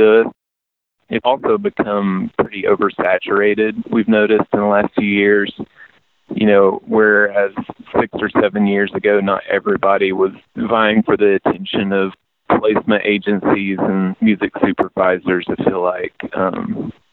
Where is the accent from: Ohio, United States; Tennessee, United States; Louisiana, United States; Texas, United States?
Tennessee, United States; East; born or raised there